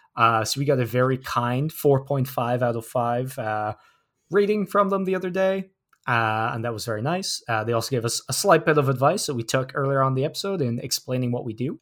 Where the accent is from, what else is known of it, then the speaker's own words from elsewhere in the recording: New York City, New York, United States; I come from Harlem. There's trees everywhere